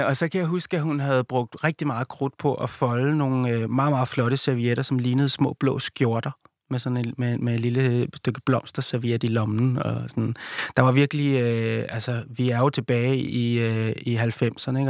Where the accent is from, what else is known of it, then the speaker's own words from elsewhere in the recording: Viby Sjælland, Zealand, Denmark; byen, der hvor jeg kommer fra, Viby Sjælland